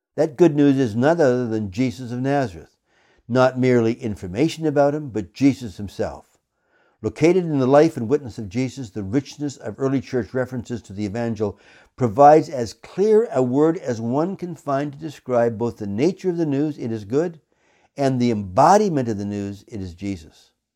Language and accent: English; Canada; I come to this subject as a Canadian